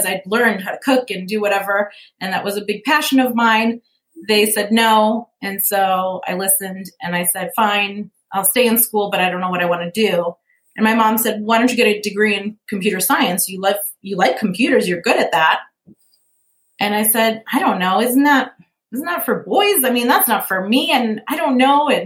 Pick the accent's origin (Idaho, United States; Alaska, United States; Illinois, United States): Illinois, United States; Lincolnwood; also born or lived in Chicago; now in Fountain Hills, United States; I grew up in Lincolnwood, which has a population of 13,000 people, right? So I knew small town, but I was so close to the city. I was a city girl.